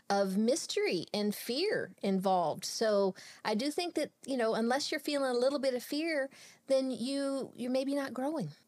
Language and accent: English; Texas, United States; born and raised in Texas.